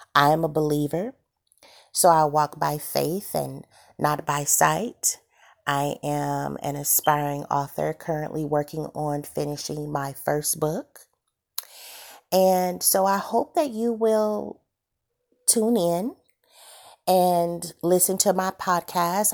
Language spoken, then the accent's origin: English; Santa Monica, California, United States; I'm from California, born and raised in Santa Monica